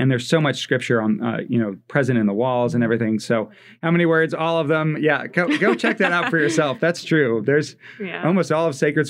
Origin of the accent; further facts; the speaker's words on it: East Coast, United States; now in Fort Wayne, United States; one of the things I love about living in Fort Wayne, I grew up on the East Coast.